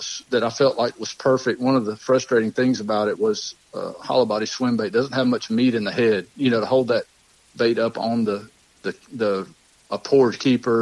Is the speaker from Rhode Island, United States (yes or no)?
no; Lake Martin, Alabama, United States; I grew up on Lake Martin